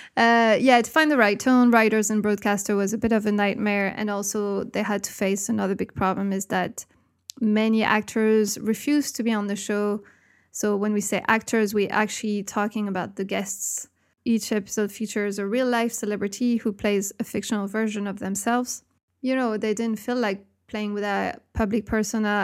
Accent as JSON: {"language": "English", "country": "France"}